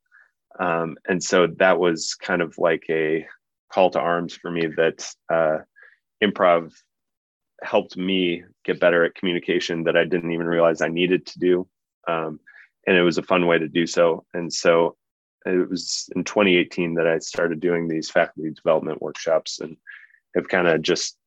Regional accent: Omaha, Nebraska, United States; also born or lived in New Orleans; I grew up in Omaha and love Omaha dearly

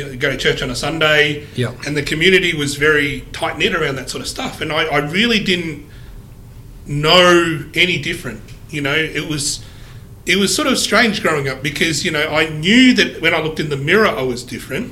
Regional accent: Geelong, Victoria, Australia; moved away as an adult; also born or lived in Vietnam; now in Melbourne, Australia; I grew up in Geelong

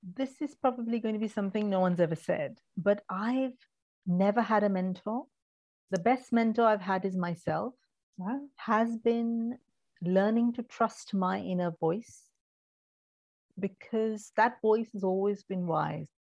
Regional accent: Mumbai, Maharashtra, India; moved away; also born or lived in Kerala, India; I grew up in India, in Mumbai, in a very traditional Indian family.

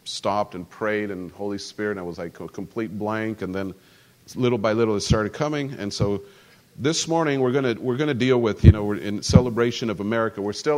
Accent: central Mexico, Mexico; because I grew up as an American, but I grew up in Mexico. So in central Mexico, you know, you grow up with some, it's just part of growing up.

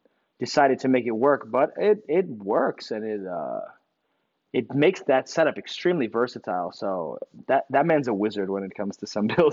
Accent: United States; I was born in the U.S.

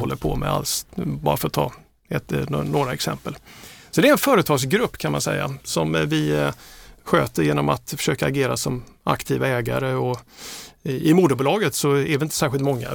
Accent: Trelleborg, Skåne, Sweden; moved away as an adult; also born or lived in Gothenburg / Malmö; now in Stockholm, Sweden; är jag uppvuxen i Trelleborg

